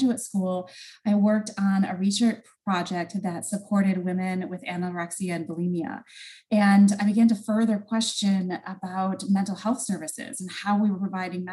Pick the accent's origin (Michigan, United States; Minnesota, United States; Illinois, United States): Michigan, United States; I'm originally from Michigan